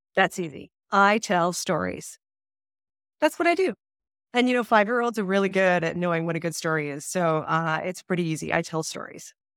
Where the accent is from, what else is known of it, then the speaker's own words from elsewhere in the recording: Saskatchewan, Canada; now in Calgary, Canada; I'm from Saskatchewan